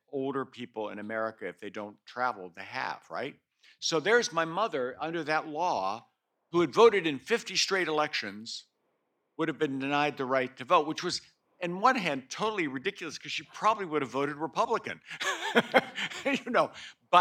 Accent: Pennsylvania, United States; I come from Pennsylvania

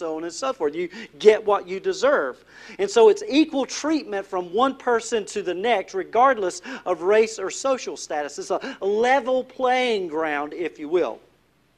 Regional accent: North Carolina, United States; I'm from North Carolina

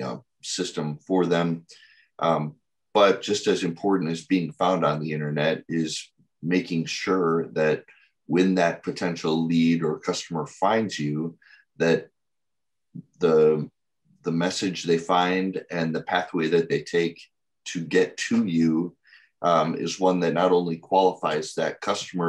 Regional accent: Wheaton, Illinois, United States; I was born and raised in Wheaton, Illinois.

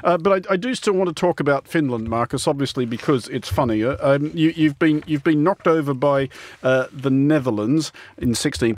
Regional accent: Australia; as an Australian

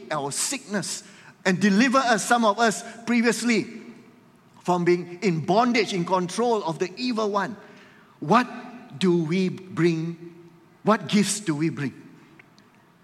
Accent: Malaysia; we are here as Malaysians

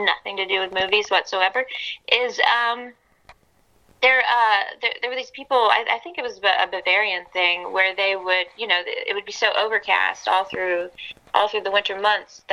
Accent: Atlanta, Georgia, United States; also born or lived in England; I'm from Atlanta

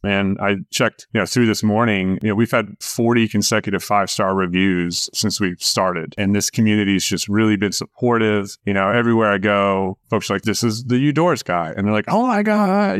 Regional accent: Winston-Salem, North Carolina, United States; moved away as an adult; now in Jackson, United States; I'm actually from Winston-Salem, North Carolina, is where I grew up

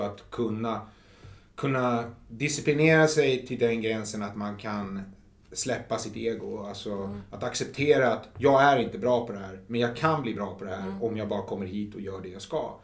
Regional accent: Huddinge, Stockholm County, Sweden; also born or lived in Flemingsberg; jag kom ju från Huddinge

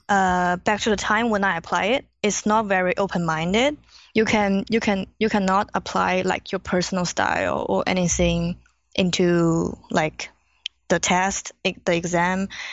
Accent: China; English is a second language; moved away as an adult; now in Los Angeles, United States; I was born in China

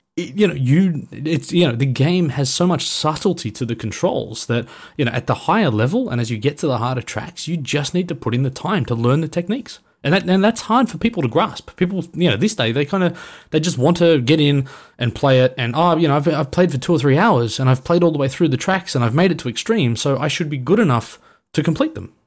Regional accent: Australia; being an Aussie

